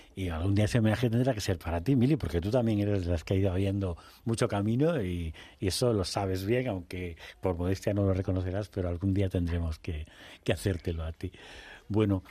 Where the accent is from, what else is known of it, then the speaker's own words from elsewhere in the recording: Extremadura, Spain; yo he crecido en un pueblecito de 3.000 habitantes